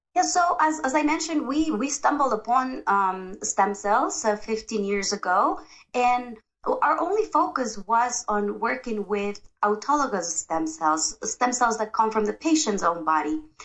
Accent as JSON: {"language": "English", "country": "Ecuador", "said": "I am from Ecuador, South America"}